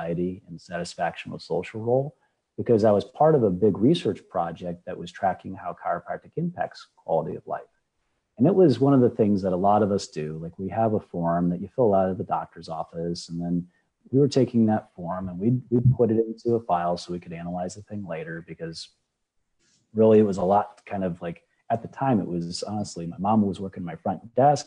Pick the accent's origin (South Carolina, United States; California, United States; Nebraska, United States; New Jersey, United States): Nebraska, United States; now in Southwest Florida, United States; I'm originally from Nebraska